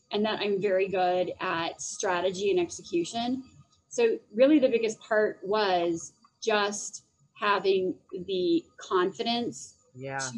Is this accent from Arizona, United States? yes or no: yes; Phoenix, Arizona, United States; now in Denver, United States; I do live in Denver and I'm actually originally from Phoenix.